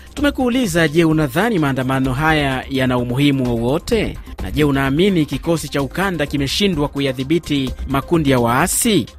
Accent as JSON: {"language": "Swahili", "area": "Ijwi", "region": "South Kivu", "country": "DR Congo", "tie": "born or raised there", "said": "nikiwa mtoto wa Ijwi, mashariki mwa Jamhuri ya Kidemokrasia ya Kongo."}